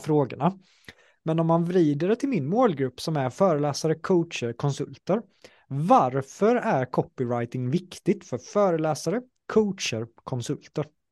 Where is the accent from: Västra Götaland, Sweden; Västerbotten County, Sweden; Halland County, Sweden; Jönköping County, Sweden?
Jönköping County, Sweden; Jönköping; jag är från Jönköping